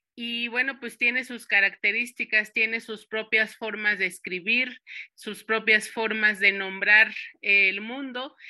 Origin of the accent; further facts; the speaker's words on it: Santo Tomás, Michoacán, Mexico; now in Uruapan, Mexico; yo soy originaria de Santo Tomás y Santo Tomás pertenece a una de las cuatro subregiones de, de, lo que se conforma el territorio purépecha, que es la Cañada de los Once Pueblos